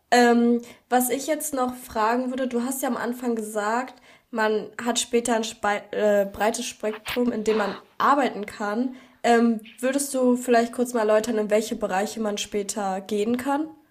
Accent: Berlin, Germany; wir kommen ja aus Berlin

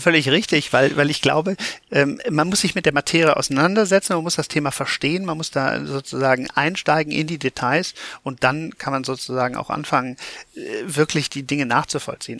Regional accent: Cologne, North Rhine-Westphalia, Germany; ich komme aus Köln

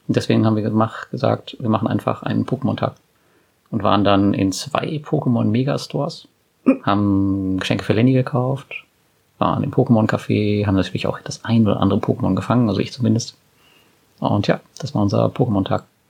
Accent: Germany

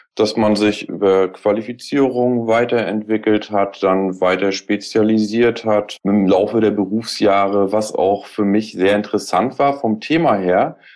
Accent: Rostock, Mecklenburg-Vorpommern, Germany; now in Hamburg, Germany; Aus dem Norden auch, mhm. mhm. also aus Rostock

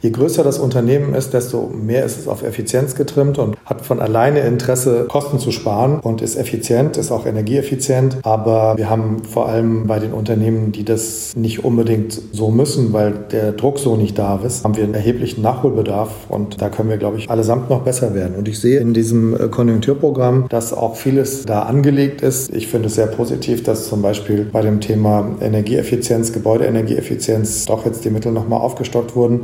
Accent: Germany; als Deutsche

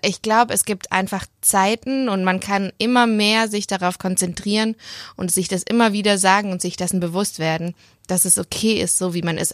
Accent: Leonberg, Baden-Württemberg, Germany; moved away as an adult; now in Stuttgart, Germany; in Leonberg

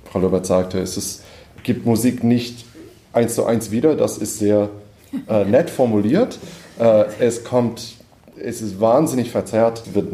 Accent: United States; now in Berlin, Germany; ich bin Komponist, ich wohne in Berlin, ich komme aus den USA, bin Ende 30

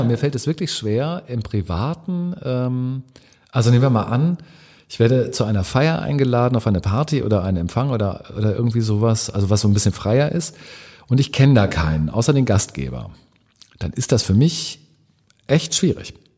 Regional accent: near Hanover, Lower Saxony, Germany; moved away as an adult; also born or lived in Cologne; now in Hamburg, Germany; ich bin in der Nähe von Hannover groß geworden, also ich bin Norddeutsch

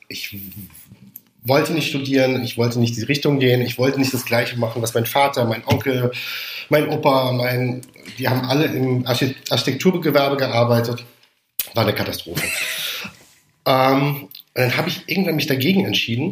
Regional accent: Rhineland-Palatinate, Germany; also born or lived in Heidelberg / Mainz area / Paris / Mannheim; ich komme aus der Pfalz

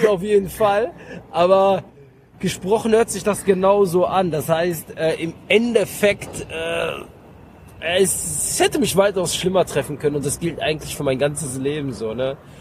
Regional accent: Mönchengladbach, North Rhine-Westphalia, Germany; moved away as an adult; now in Cologne, Germany; ich bin in Mönchengladbach groß geworden

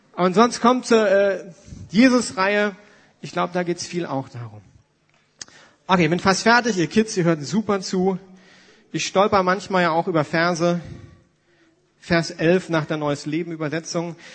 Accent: Germany; für uns Deutsche

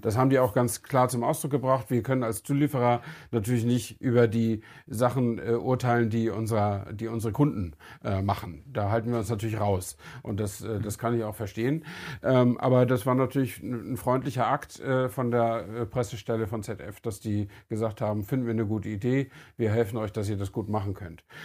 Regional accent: Germany; wir sind halt Deutsche

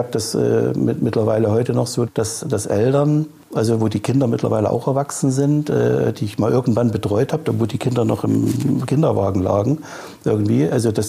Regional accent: Chemnitz, Saxony, Germany; born there; now in Hamburg, Germany; Ich bin gebürtiger Chemnitzer.

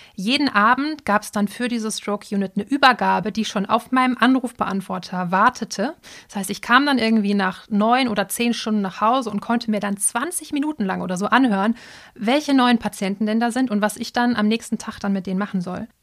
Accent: Dortmund, North Rhine-Westphalia, Germany; also born or lived in Cologne; wollte ich aber wieder zurück in meine Heimat, also nach Dortmund

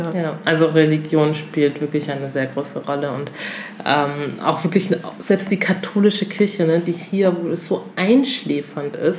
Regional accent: Togo; moved away; ich komme aus Togo

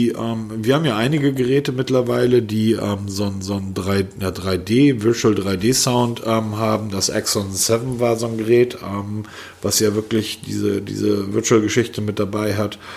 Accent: Southern Germany, Germany; Und als Süddeutscher fühlt man sich da eh wohl.

